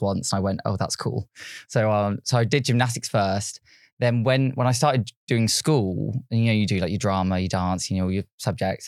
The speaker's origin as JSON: {"language": "English", "town": "Yateley", "region": "South East England", "country": "United Kingdom", "tie": "born or raised there", "said": "so I was born and raised in Yately, which is a small town, not many people have really heard of, but it's near, like, Basingstoke, Reading"}